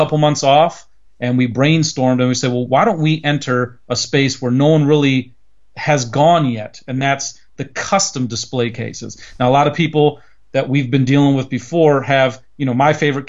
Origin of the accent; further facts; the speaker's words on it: near Cleveland, Ohio, United States; in my hometown, we're near Cleveland, Ohio